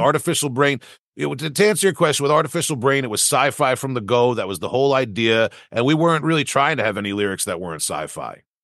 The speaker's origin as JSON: {"language": "English", "area": "Long Island", "region": "New York", "country": "United States", "tie": "born or raised there", "said": "my youth growing up on Long Island"}